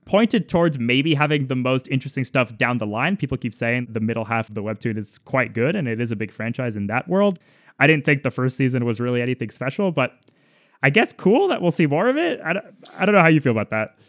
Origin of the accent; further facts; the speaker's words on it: Madrid, Community of Madrid, Spain; moved away; I was born in Madrid